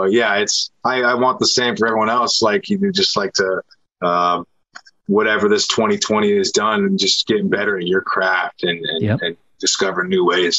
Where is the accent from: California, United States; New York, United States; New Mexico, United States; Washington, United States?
Washington, United States; Seattle; I'm from Seattle. It's all I know and love.